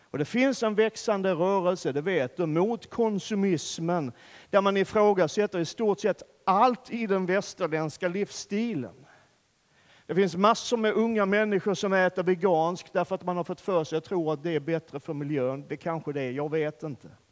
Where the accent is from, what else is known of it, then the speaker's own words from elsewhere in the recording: Sweden; vi svenskar